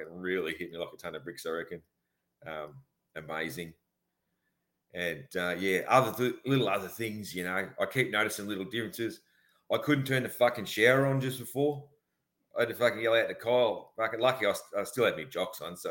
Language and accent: English; Australia; being an Aussie